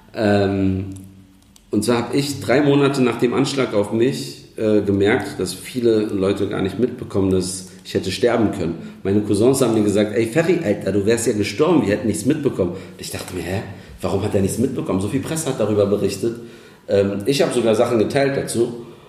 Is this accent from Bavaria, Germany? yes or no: no; Berlin, Germany; ich bin äh, gebürtiger Kreuzberger, aufgewachsen in Neukölln